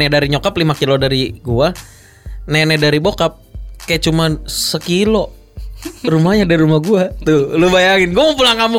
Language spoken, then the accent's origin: Indonesian; Jakarta, Indonesia; Pokoknya selama hidup gua ini di Jakarta, jadi gua tau banget Jakarta, men. Iya.